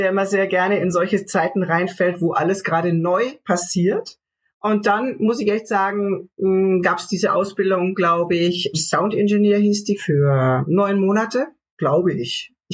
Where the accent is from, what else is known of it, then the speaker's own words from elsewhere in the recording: Ansbach, Bavaria, Germany; wir spielen da im Café Waldsee in meiner Heimat in Ansbach. Frankenland